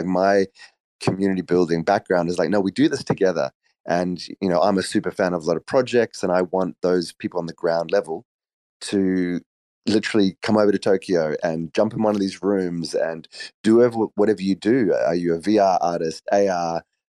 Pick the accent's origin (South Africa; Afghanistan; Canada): South Africa; also born or lived in Australia; I grew up in South Africa and Australia.